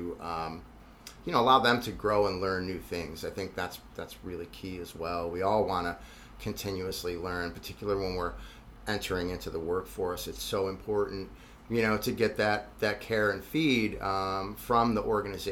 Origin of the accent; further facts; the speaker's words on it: Buffalo, New York, United States; I tell them I'm from Buffalo